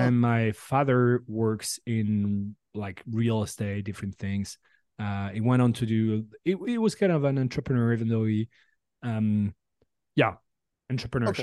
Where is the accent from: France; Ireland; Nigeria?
France; English is a second language; moved away as an adult; also born or lived in San Francisco Bay Area, United States; now in San Francisco, United States; I'm from France originally, and I moved here a year ago